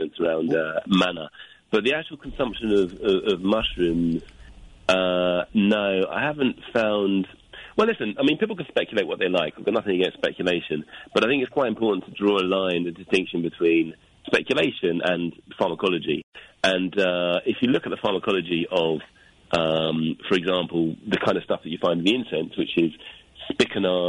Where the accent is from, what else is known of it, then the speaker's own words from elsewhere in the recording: London, United Kingdom; moved away as an adult; also born or lived in Japan; now in Hastings, United Kingdom; I'm from London. I just moved to Hastings yesterday